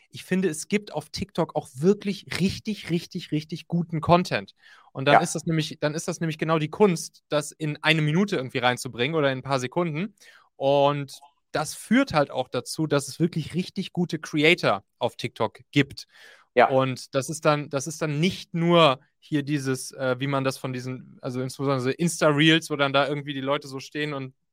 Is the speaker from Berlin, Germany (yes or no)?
no; North Rhine-Westphalia, Germany; Ich komme ja da aus dem Rheinland und da lief dann nachts im WDR-Radio, lief immer Domian.